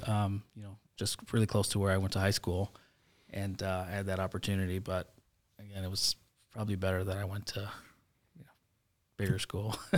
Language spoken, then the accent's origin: English; Chicago, Illinois, United States; So I grew up in Logan Square, um, before it was hipster and, and cool like it is now.